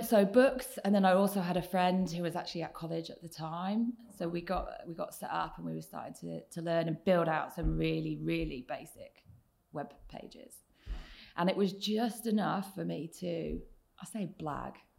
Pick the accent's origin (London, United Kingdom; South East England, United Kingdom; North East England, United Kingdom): South East England, United Kingdom; Oxfordshire; now in Manchester, United Kingdom; I grew up in the south of England in a small village um, not far from Oxford, so in Oxfordshire